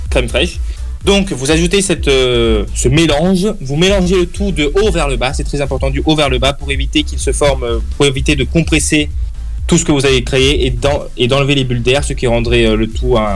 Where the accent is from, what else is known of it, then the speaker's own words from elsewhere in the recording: Italy; French is a second language; Oui, bon, je suis italien, vous allez me pardonner.